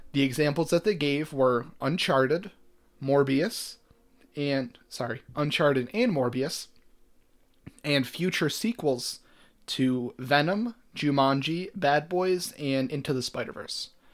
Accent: Buffalo, New York, United States; we're from Buffalo originally.

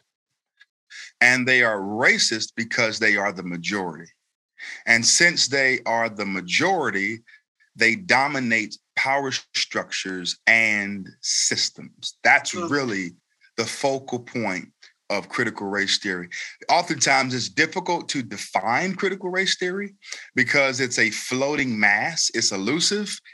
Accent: Raleigh, North Carolina, United States; also born or lived in Elizabeth City, North Carolina; I was born in Elizabeth City, North Carolina, and that's right out on the coast, but I've lived in Raleigh pretty much all of my life

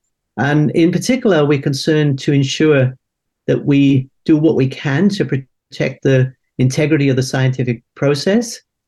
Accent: Wales, United Kingdom; moved away as an adult; now in Australia; I'm from Wales originally, actually, Ross.

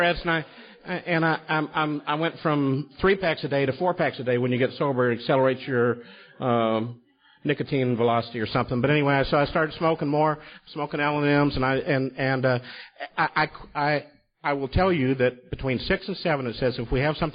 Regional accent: Louisville, Kentucky, United States; moved away as an adult; also born or lived in New York; go back to my hometown, Louisville, Kentucky.

